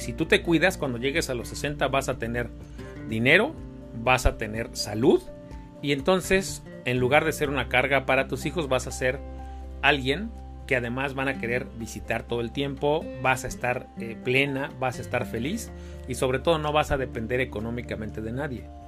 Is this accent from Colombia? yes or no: no; Mexico; nosotros como mexicanos